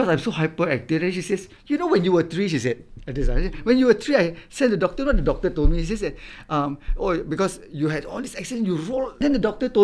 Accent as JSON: {"language": "English", "country": "Singapore", "tie": "born or raised there", "said": "I would always be sitting at the beach where I grew up in Marine Parade"}